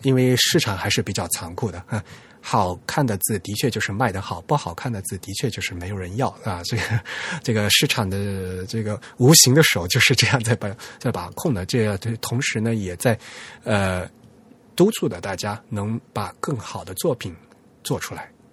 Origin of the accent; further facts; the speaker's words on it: southern China, China; 只有我们老家有，就是南方才有这东西